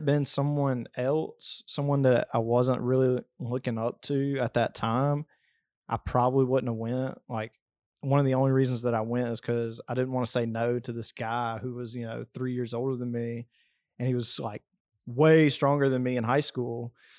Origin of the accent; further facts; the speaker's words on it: Alabama, United States; I mean, I grew up down here in South Alabama in a very country family. I mean, my grandparents have a farm, and I grew up on the farm for most summers.